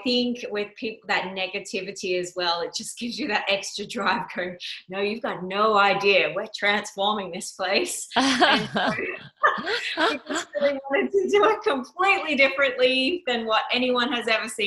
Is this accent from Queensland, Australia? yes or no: yes; Yeppoon, Queensland, Australia; my mom lured me back to my hometown of Yeppoon